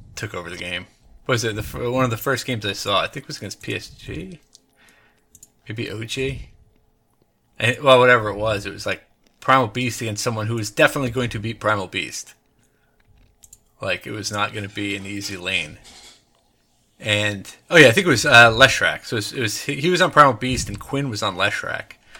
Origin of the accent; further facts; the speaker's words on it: United States; I'm American